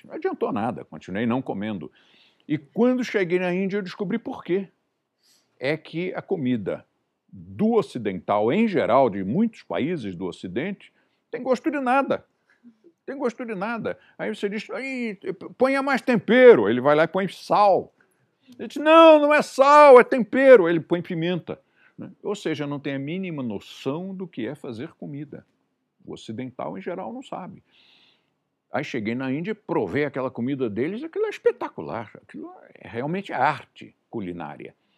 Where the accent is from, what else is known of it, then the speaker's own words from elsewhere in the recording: Brazil; eu nasci no Brasil, comi bra comida brasileira a vida inteira